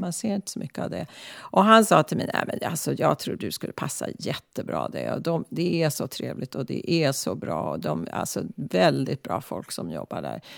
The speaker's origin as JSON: {"language": "Swedish", "town": "Stockholm", "region": "Stockholm County", "country": "Sweden", "tie": "born or raised there", "also_born_or_lived": "Klara, Stockholm", "moved": "yes", "lives_now": "San Francisco, United States"}